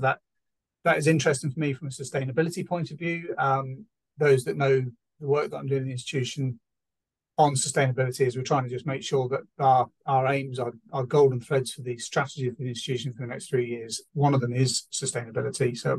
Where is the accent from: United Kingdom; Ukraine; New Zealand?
United Kingdom; Chester, North West England; my hometown Chester